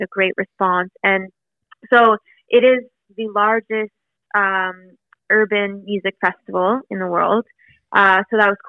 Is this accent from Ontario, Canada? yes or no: yes; Ottawa, Ontario, Canada; moved away as an adult; now in Toronto, Canada; growing up in Ottawa